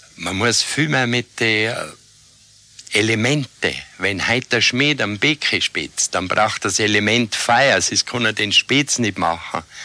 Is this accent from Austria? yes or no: yes; Jochberg, Tyrol, Austria; Ich bin in Jochberg geboren.